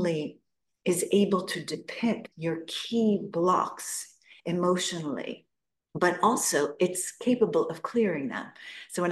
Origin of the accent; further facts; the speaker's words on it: Newton, Massachusetts, United States; I was born in Boston, Newton, Massachusetts